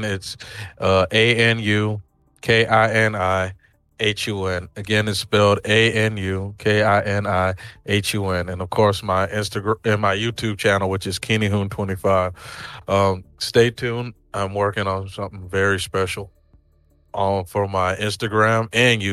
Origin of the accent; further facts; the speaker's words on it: Nigeria; me being Nigerian